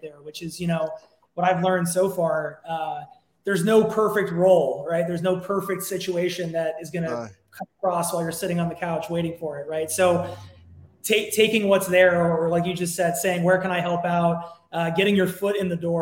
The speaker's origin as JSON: {"language": "English", "town": "Los Angeles", "region": "California", "country": "United States", "tie": "born or raised there", "said": "I am an American, born and raised here in Los Angeles. Actually, I'm an LA local"}